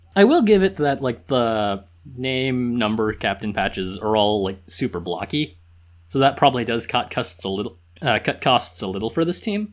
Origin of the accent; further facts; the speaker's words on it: Southern California, United States; I grew up in Southern California